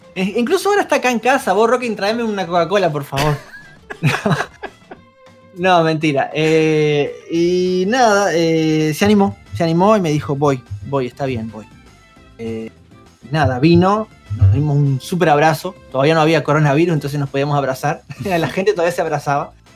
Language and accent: Spanish; Uruguay; Yo vivo acá en Uruguay, soy uruguayo